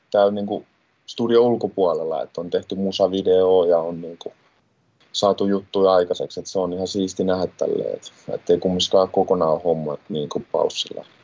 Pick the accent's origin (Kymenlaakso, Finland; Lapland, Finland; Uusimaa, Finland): Uusimaa, Finland; Helsinki; mä tuun Helsingistä ja mä oon tota, nuorisohjaajana täällä Hertsin nuorisotilassa